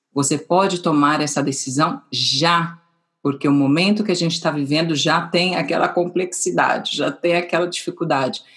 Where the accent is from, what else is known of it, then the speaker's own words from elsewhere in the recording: São Paulo, Brazil; moved away as an adult; now in Madrid, Spain; eu nasci em São Paulo também